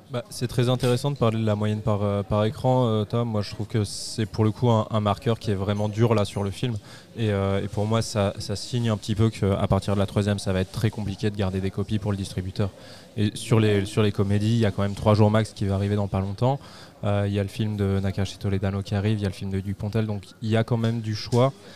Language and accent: French; France; on est français